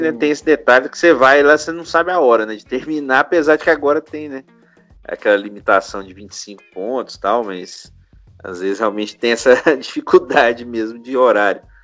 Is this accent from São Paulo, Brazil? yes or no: yes; São Paulo, Brazil; now in Minas Gerais, Brazil; eu nasci em São Paulo, mas eu moro aqui há muito tempo em Minas.